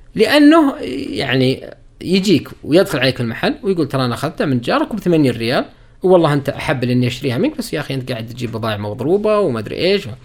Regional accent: Saudi Arabia; also born or lived in Riyadh; اني انا سعودي

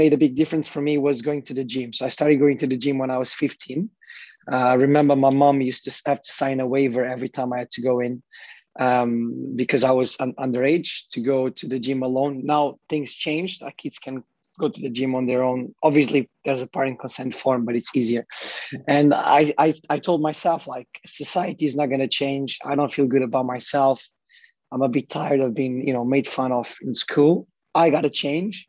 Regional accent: Portugal; also born or lived in Bermuda; now in Dubai, United Arab Emirates; my mom was raising me in Portugal.

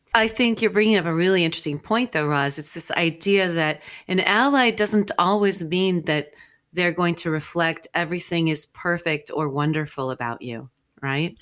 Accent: New Mexico, United States; I grew up in New Mexico

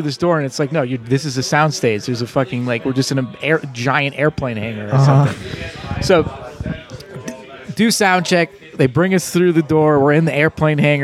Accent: Pittsburgh, Pennsylvania, United States; moved away as an adult; now in New Orleans, United States; I grew up in Squirrel Hill in Pittsburgh. It was a Jewish enclave.

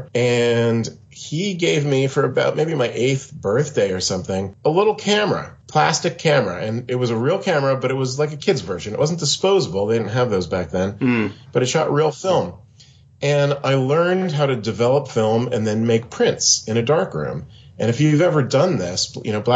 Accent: Pennsylvania, United States; now in Seattle, United States; I grew up in Pennsylvania on the east coast of the USA, and now I'm currently in Seattle on the west coast.

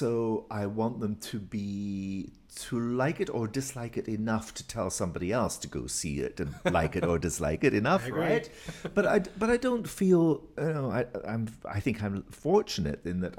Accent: Inverness, Scotland, United Kingdom; moved away; I come from Inverness

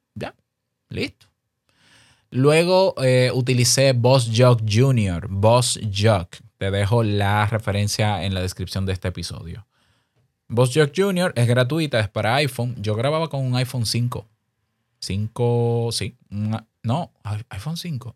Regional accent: Dominican Republic; Incluso en mi país te exigen carnet de locutor

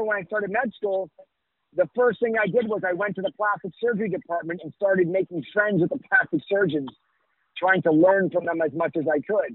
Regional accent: New York, United States; now in Miami, United States; I grew up in New York

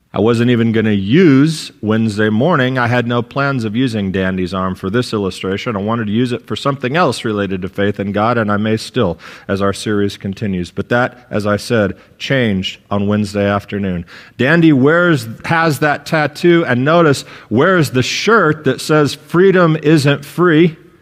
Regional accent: United States; an American citizen

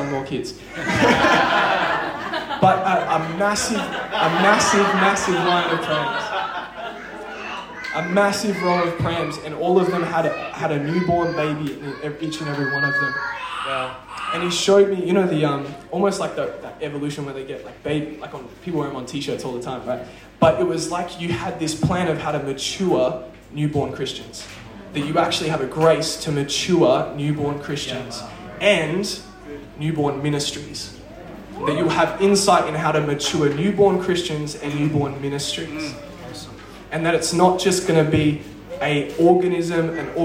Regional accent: Perth, Western Australia, Australia; I'm from Perth

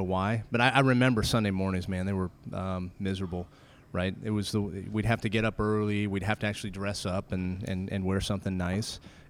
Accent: Colorado, United States; moved away as an adult; now in Texas, United States; we grew up in Colorado, and we moved out here in 2005 to Texas. And we've been here ever since

